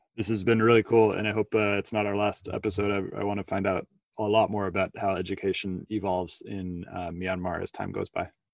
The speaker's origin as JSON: {"language": "English", "country": "United States", "accent": "American", "said": "my American accent"}